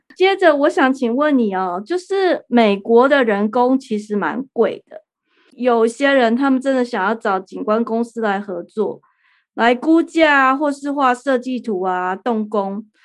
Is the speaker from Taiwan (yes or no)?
yes; Taipei, Taiwan; now in United States; 像我这种在钢筋丛林、台北市长大的人